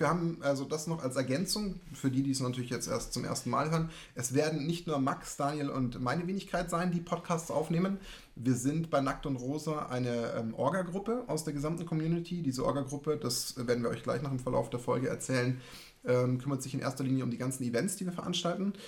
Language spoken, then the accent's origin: German; Munich area, Bavaria, Germany; ich komme aus dem Raum München